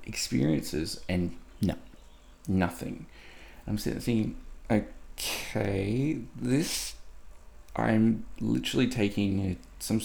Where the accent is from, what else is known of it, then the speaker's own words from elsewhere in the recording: Australia; as an Aussie male